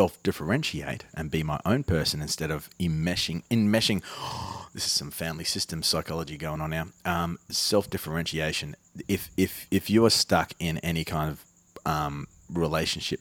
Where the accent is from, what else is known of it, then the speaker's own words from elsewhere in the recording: Spearwood, Western Australia, Australia; also born or lived in Armidale; growing up in Spearwood.